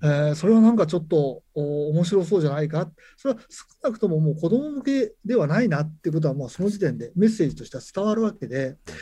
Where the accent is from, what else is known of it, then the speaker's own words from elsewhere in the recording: Nagano, Japan; 僕はあの長野県の方の出身なんですけれども